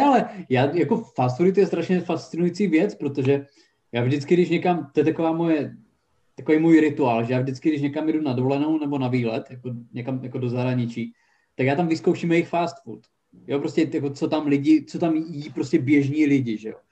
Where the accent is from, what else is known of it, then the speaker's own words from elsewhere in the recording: Haná, Czechia; moved away as an adult; also born or lived in Brno; jsem odjel z Hany po osnácti letech